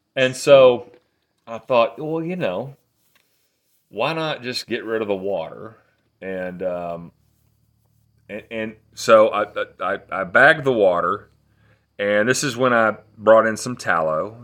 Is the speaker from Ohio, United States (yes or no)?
no; Athens, Tennessee, United States; I grew up, uh, in Athens, Tennessee.